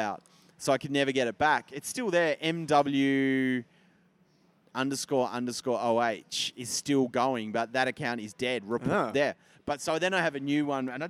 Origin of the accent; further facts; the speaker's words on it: Tasmania, Australia; moved away; I'm from Tassie.